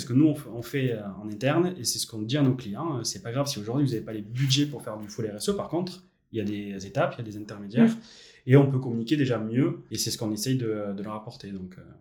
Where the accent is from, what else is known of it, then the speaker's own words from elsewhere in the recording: Bayonne, Nouvelle-Aquitaine, France; je suis natif de Bayonne